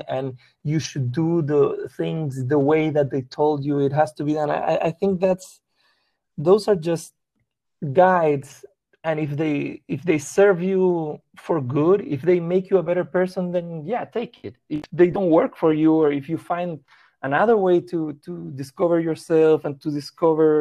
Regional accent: Chile; first language Spanish; English is a second language; also born or lived in Peru; now in Los Angeles, United States; I grew up in Chile

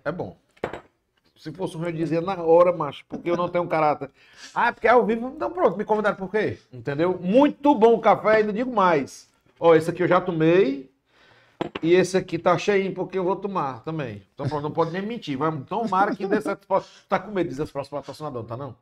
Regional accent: Fortaleza, Ceará, Brazil; accent: cearense; Eu nasci onde atualmente é o App Vida da Antônio Padre Antônio Tomás

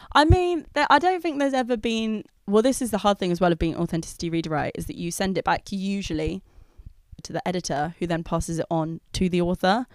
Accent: London, United Kingdom; I grew up in London

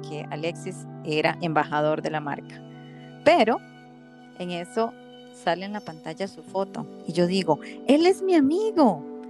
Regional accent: Costa Rica; yo como buena tica

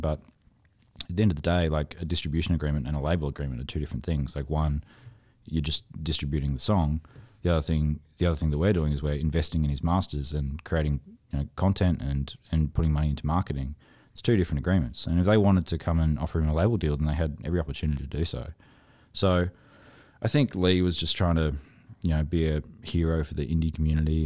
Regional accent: Toowoomba, Queensland, Australia; I'm from Toowoomba

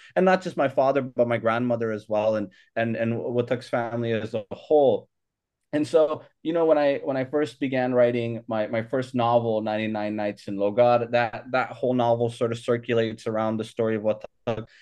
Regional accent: Hayward, California, United States; also born or lived in Sacramento, California / Logar, Afghanistan; I came here when I was a year and a half. Um, so, uh, so, so I grew up here in, in, uh, in, in the Bay Area, um, uh, at Hayward, California, and then also Sacramento, California

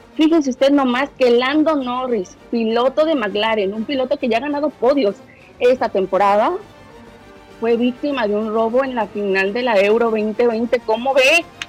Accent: Mexico; soy mexicano

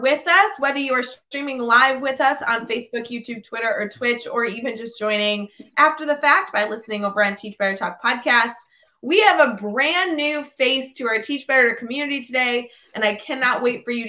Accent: Glenview, Illinois, United States; I grew up in Glenview

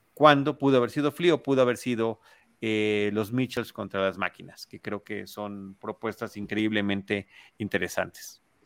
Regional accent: Mexico; como mexicanos

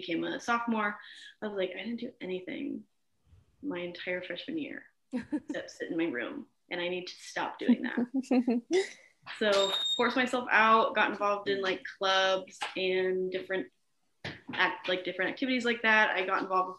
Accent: Arizona, United States; also born or lived in Texas; I am from Arizona. Well, I was born and adopted in Texas, but then we moved to Arizona, and Arizona is where I've like lived most of my life that I have the formulated memories

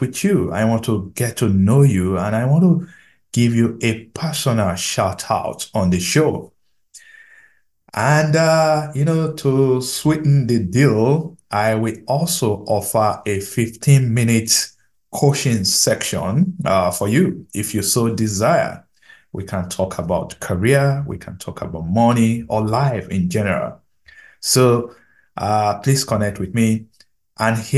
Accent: Nigeria; I'm a Nigerian

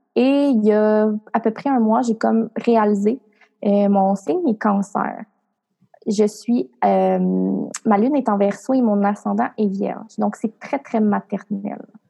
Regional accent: Cap-Santé, Quebec, Canada; moved away; ma ville natale où sont mes parents, mes ah, amis. Euh, en fait, moi, je viens de la campagne. Là. Je viens d'un village qui s'appelle Cap Santé

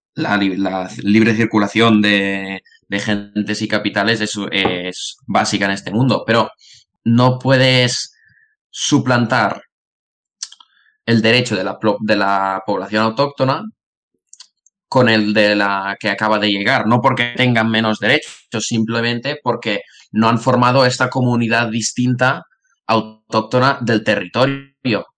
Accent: Tarragona, Catalonia, Spain; soy de Tarragona

